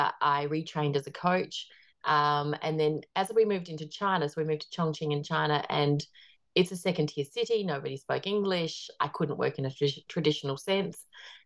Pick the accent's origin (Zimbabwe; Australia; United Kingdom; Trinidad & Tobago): Australia; now in New Zealand; Well, I'm Australian, but I live in New Zealand at the moment. So I'm married to a New Zealander.